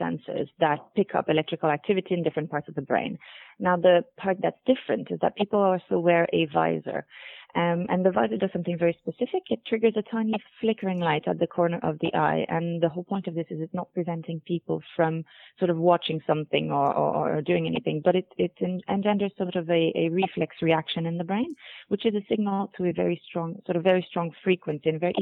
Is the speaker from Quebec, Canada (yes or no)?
yes; Montreal, Quebec, Canada; moved away; also born or lived in United Kingdom; I am actually from Montreal, Canada, so I've done work in North America and in the UK before joining NeuroInsight